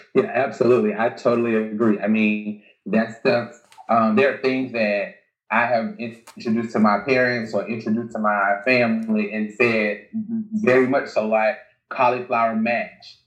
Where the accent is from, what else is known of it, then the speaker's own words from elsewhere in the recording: Alabama, United States; I'm from Alabama